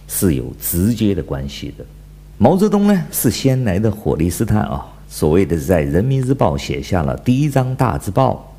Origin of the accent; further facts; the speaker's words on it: China; 我是来自中国大陆的